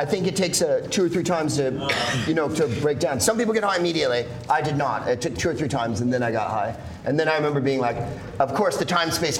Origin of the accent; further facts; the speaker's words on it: San Carlos, California, United States; I'm from San Carlos, California, which is an extraordinarily white municipality south of San Francisco, and home of the Plain Yogurt Festival.